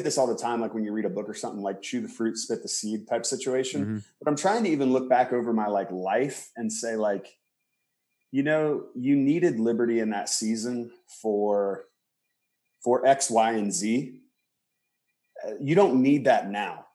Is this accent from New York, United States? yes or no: no; rural Indiana, United States; also born or lived in Palm Springs, California / Boston; I was born in Palm Springs, California, lived there till I was 8. And then I moved to Indiana. I always say my parents did the reverse Beverly Hillbillies because I left Palm Springs and then grew up on a farm in Indiana.